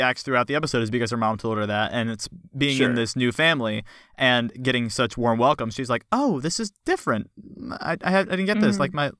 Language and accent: English; West Virginia Panhandle, United States; I'm from the Panhandle.